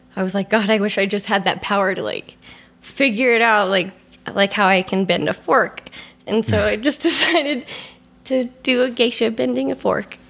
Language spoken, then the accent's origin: English; Scottsdale, Arizona, United States; moved away; also born or lived in Denver / San Francisco / Colorado; grew up in Arizona